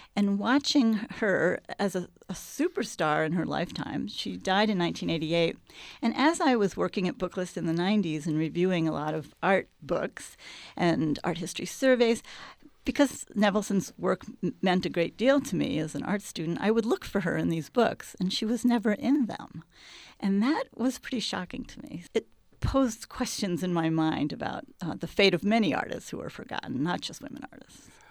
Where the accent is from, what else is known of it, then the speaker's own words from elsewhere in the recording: Hudson Valley, New York, United States; moved away as an adult; also born or lived in Kansas City; now in Chicago, United States; I grew up in the Hudson Valley in a small city which had no, very few outlets for art